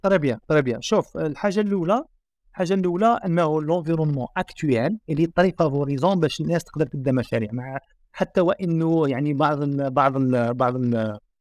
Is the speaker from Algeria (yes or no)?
yes; Algeria; احنا جزائريين سكان شمال افريقيا